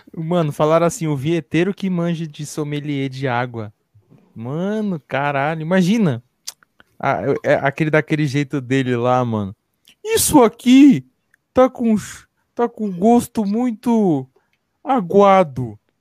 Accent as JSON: {"language": "Portuguese", "region": "São Paulo", "country": "Brazil", "said": "Eu sou aqui da ZN. Cachoeirinha, Brasilândia"}